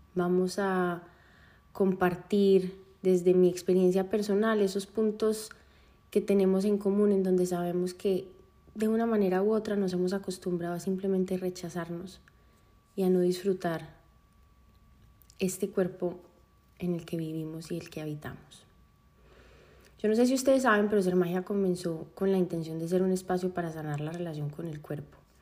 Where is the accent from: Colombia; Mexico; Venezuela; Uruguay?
Colombia; Medellín, Antioquia; yo nací en Medellín